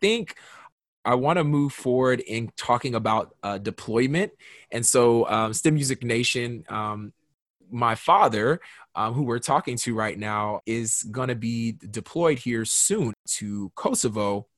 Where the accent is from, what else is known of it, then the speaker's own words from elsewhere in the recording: Kaiserslautern, Rhineland-Palatinate, Germany; born there; I was born in Germany, Kaiserslautern, Germany, to be exact.